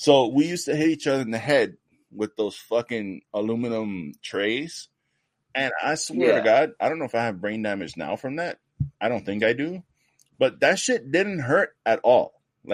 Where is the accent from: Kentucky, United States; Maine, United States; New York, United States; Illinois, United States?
New York, United States; I'm from New York